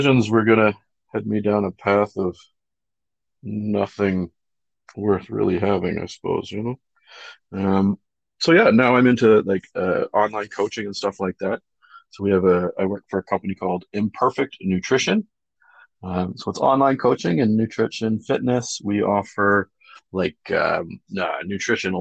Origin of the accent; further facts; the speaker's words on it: Whitby, Ontario, Canada; I come from Whitby, or if you know where that is in Durham region